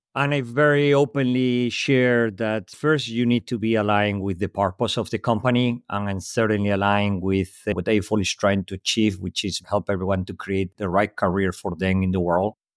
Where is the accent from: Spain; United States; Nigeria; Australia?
Spain; English is a second language; moved away; also born or lived in Europe; clearly not native in English speaker, born in Spain, lived most of my life across Europe